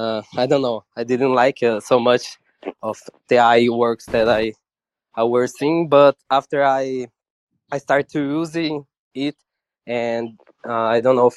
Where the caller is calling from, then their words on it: São Paulo, Brazil; and I'm talking from Brazil and the interior of São Paulo.